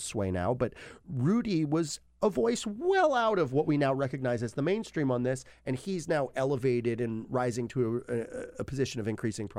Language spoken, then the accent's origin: English; Brooklyn, New York, United States; And, you know, I'm from Brooklyn.